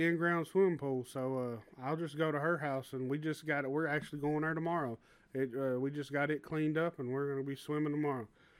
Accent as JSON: {"language": "English", "region": "Southern United States", "country": "United States", "said": "you know, I'm from the South, and you know a lot of Southern people, we like to swim in lakes and rivers."}